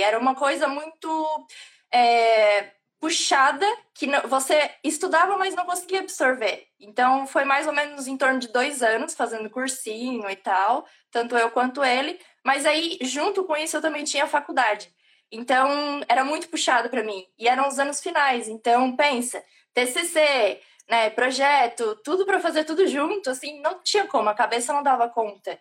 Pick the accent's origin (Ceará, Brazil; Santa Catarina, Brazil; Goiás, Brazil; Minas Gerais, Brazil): Santa Catarina, Brazil; moved away as an adult; also born or lived in Italy; now in Ireland; não sou gaúcha, mas tá lá pertinho, eu sou de Santa Catarina